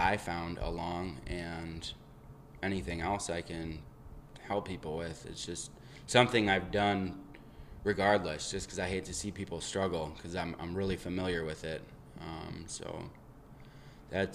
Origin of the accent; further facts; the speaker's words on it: Eau Claire, Wisconsin, United States; I am from Eau Claire, Wisconsin